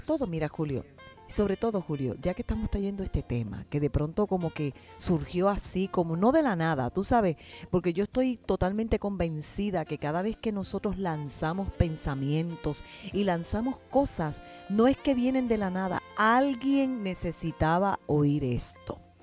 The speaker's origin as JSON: {"language": "Spanish", "country": "Puerto Rico", "moved": "yes", "lives_now": "United States", "said": "somos puertorriqueños"}